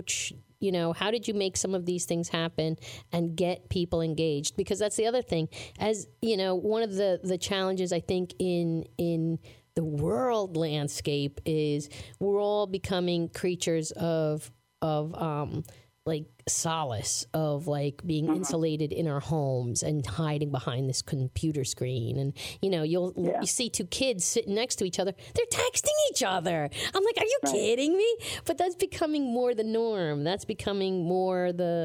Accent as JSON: {"language": "English", "town": "Jefferson", "country": "United States", "tie": "born or raised there", "said": "I grew up in Jefferson"}